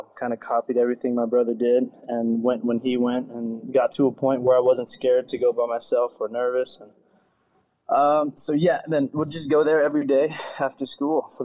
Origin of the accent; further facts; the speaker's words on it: Farmington, New Mexico, United States; also born or lived in Shiprock, New Mexico; Farmington, New Mexico, born and raised